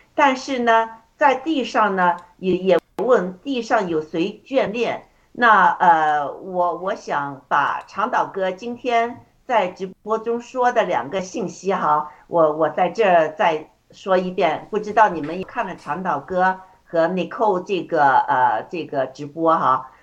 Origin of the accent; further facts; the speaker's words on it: China; moved away; 特别是我们从中国出来的